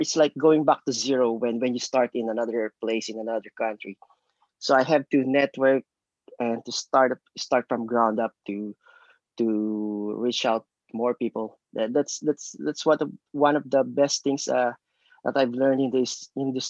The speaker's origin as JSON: {"language": "English", "country": "Philippines", "tie": "born or raised there", "moved": "as an adult", "lives_now": "Jersey City, United States", "said": "I grew up in the Philippines. It's a basketball crazy country in Asia."}